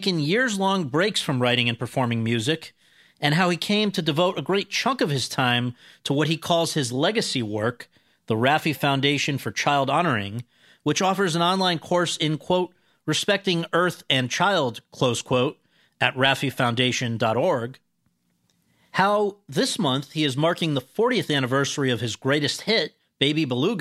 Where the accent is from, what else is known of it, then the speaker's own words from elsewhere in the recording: New Haven, Connecticut, United States; I grew up in New Haven, Connecticut